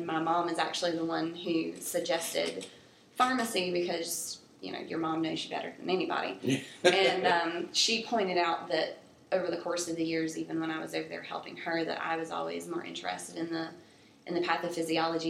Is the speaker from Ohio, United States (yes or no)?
no; Bertie County, North Carolina, United States; moved away as an adult; also born or lived in Elizabeth City, North Carolina; now in Charlotte, United States; I'm from Bertie County, North Carolina, which is about 4.5-5 hours from here out towards the coast